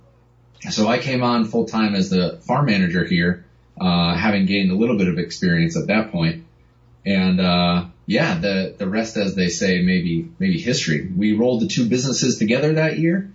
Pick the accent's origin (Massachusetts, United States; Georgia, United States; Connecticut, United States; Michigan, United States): Connecticut, United States; moved away as an adult; also born or lived in New York City; I grew up in Connecticut.